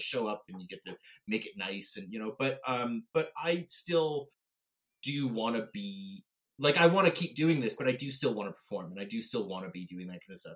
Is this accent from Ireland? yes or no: no; Canada; I'm a Canadian theater actor